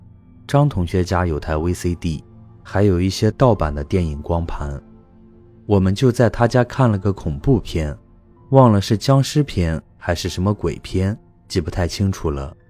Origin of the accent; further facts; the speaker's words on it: North China Plain, China; 事情是这样的，我的老家在华北平原的某个农村。我们村子还算是比较大的